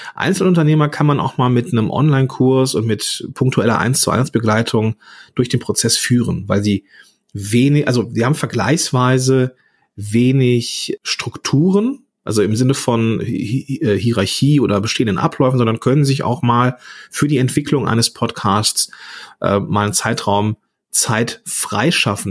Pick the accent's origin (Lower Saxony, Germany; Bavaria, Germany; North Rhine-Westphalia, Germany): North Rhine-Westphalia, Germany; Langenfeld; ich komme aus, aus Langenfeld, ge gebürtiger, äh, ja, am Nieder, also in einem Dreistromland äh, ähm, zwischen Niederrhein, Rheinland und Ruhrgebiet groß geworden